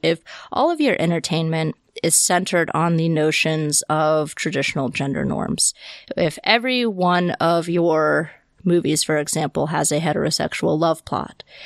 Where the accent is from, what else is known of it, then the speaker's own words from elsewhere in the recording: Deep South, United States; I grew up in the Deep South